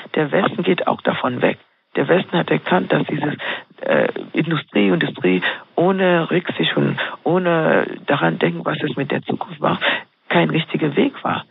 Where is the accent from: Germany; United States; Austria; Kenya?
Kenya; ich bin Kenianerin in Kenia aufgewachsen, mhm. dort, dort groß geworden.